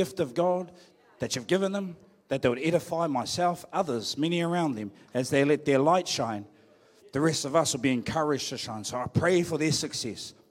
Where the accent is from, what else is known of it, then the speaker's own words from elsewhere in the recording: Hawke's Bay, New Zealand; moved away as an adult; I'm back in my hometown